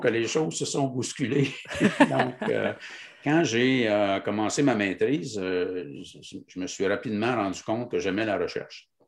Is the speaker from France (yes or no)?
no; Lac-à-la-Tortue, Quebec, Canada; je viens de la Mauricie. Euh, plus précisément, euh, je suis né au lac à la Tortue, donc qui est tout près de Trois-Rivières